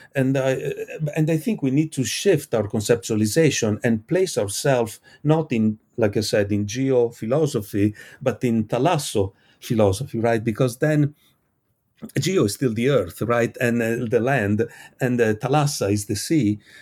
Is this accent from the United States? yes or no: no; Italy; I come from Italy. We have beautiful beaches